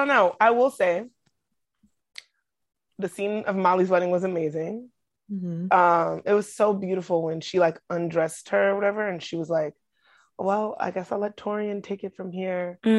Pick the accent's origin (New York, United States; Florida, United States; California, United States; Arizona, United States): New York, United States; Brooklyn; I'm from Brooklyn.